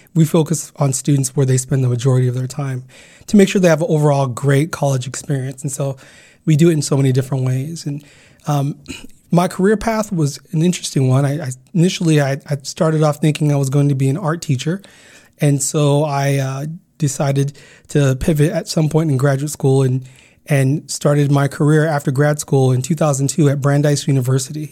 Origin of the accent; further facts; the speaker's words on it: Garden Grove, California, United States; also born or lived in Uganda / Carson, California; growing up in Garden Grove, California